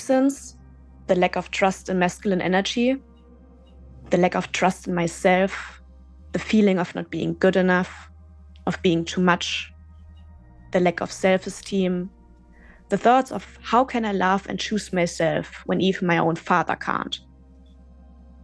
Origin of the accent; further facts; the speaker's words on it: Germany; moved away as an adult; also born or lived in Berlin; my hometown in West Germany